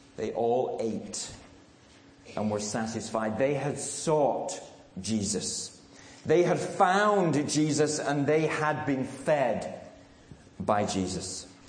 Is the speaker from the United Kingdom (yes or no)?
yes; England, United Kingdom; moved away as an adult; also born or lived in Radcliffe, Manchester; now in United States; I'm English